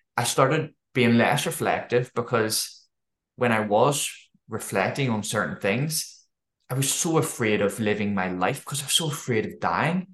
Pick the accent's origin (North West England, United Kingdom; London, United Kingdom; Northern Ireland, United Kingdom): Northern Ireland, United Kingdom; Belfast; moved away as an adult; also born or lived in Dundee, Scotland; I grew up in Northern Ireland